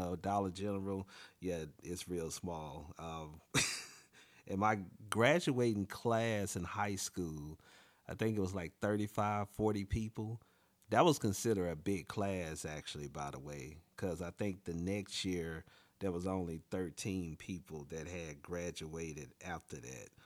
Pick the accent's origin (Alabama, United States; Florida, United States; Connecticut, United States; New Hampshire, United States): Alabama, United States; near Montgomery; now in Washington, D.C., United States; the closest airport to my hometown is Montgomery, Alabama